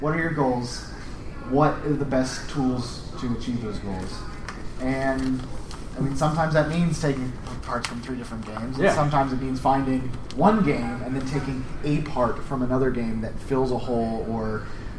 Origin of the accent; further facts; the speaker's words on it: Pittsburgh, Pennsylvania, United States; I'm from Pittsburgh